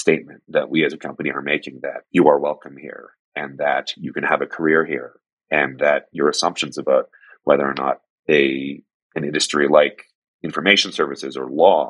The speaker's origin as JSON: {"language": "English", "country": "Canada", "tie": "born or raised there", "said": "I grew up in Canada, My family were first-generation immigrants"}